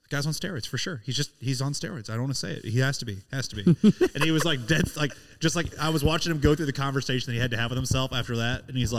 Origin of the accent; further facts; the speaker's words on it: Springfield, Missouri, United States; I'm from Springfield, Missouri